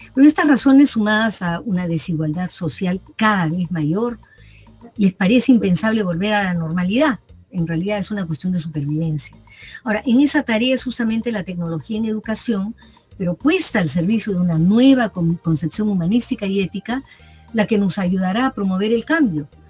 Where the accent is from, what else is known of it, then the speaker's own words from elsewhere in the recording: Peru; como peruanos